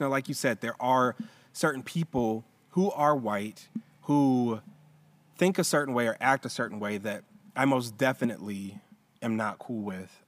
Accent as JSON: {"language": "English", "town": "Roswell", "region": "Georgia", "country": "United States", "tie": "born or raised there", "said": "I grew up in Roswell"}